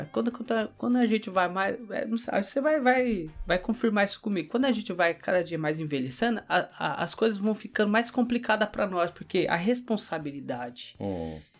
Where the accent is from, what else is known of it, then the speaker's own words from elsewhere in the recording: Poá, São Paulo, Brazil; moved away as an adult; also born or lived in Mogi das Cruzes, Brazil; now in Toyohashi, Japan; Eu sou de Poá. Poá. Interior de São Paulo. Vizinho de Ferraz.